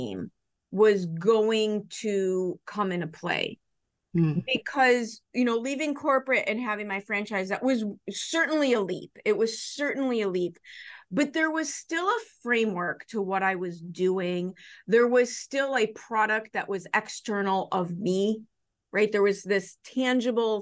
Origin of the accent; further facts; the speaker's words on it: Chicago, Illinois, United States; I grew up in Chicago. I live in the suburbs.